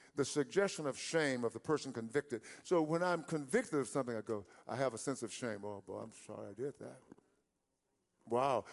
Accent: East Texas, United States; growing up in East Texas

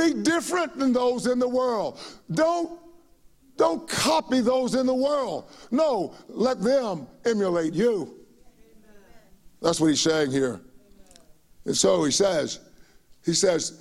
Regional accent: United States; We were so proud to be Americans

